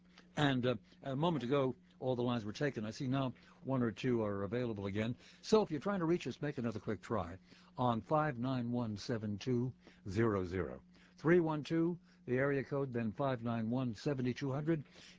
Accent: United States; first language Yiddish; English is a second language; As a kid, I was bilingual. That is, I was raised by immigrant parents, and my first language was, in fact, Yiddish rather than English. So obviously, I acquired English at the same time. For American-born, I'm American-born, but my parents, as I say, were immigrants.

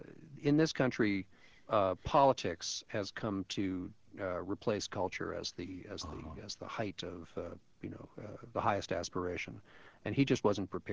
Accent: New York City, New York, United States; I grew up on the Upper West Side, which, as most people know, is a bastion of 60s era liberalism, and in my youth, I grew up in the 60s.

